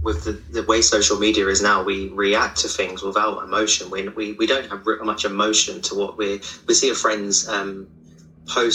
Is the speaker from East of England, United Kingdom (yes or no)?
yes; Bury St Edmunds, East of England, United Kingdom; moved away as an adult; now in London, United Kingdom; I grew up in a small town, well, a small village outside of a town in Suffolk called Bury St Edmunds